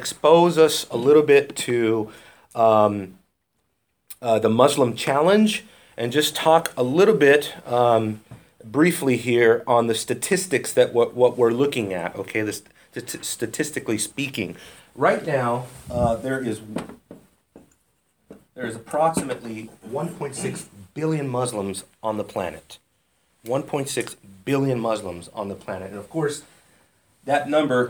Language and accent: English; United States; We don't really have a global perspective as Americans